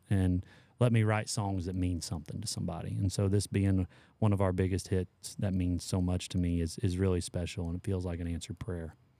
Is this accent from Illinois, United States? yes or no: yes; Patoka, Illinois, United States; moved away; I grew up in Patoka